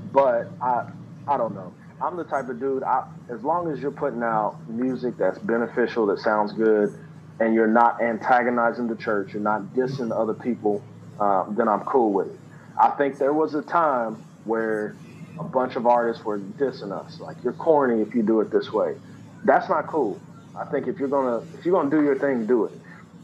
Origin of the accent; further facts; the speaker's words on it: the South, United States; I'm from the South. I started out making South music.